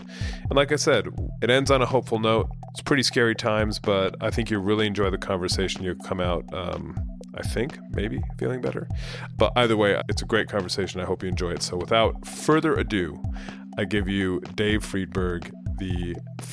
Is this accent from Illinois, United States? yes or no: no; California, United States; moved away as an adult; also born or lived in United Kingdom / Spain; I grew up in California. I lived in the UK for 15 years and then I came back, or 13 years, 2 years in Spain